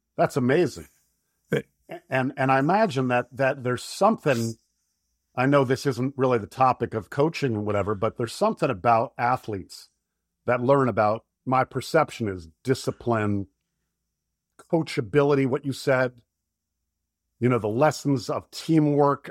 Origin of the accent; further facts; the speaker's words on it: Florida, United States; moved away as an adult; also born or lived in Michigan; I'm from Florida.